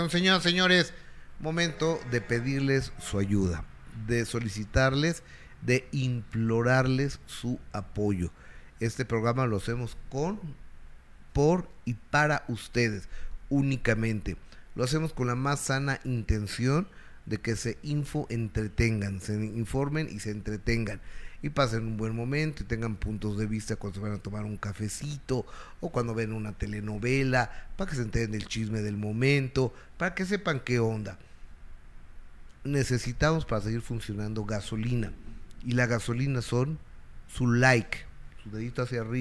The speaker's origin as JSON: {"language": "Spanish", "country": "Mexico", "said": "Soy experto, soy mexicano."}